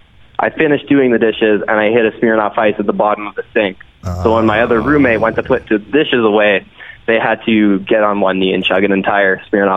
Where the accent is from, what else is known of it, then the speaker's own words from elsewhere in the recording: North Bay, Ontario, Canada; now in Calgary, Canada; So I grew up in North Bay when I first started getting into hockey.